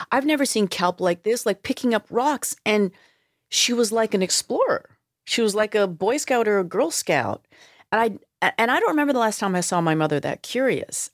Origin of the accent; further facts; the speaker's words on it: Vancouver, British Columbia, Canada; growing up in Vancouver, in suburban Vancouver